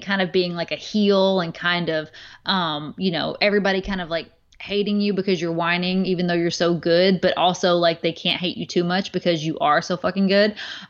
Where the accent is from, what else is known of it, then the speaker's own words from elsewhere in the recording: the Bible Belt, United States; Of course, I'm from the Bible Belt small town, you know, like that it was totally against anything.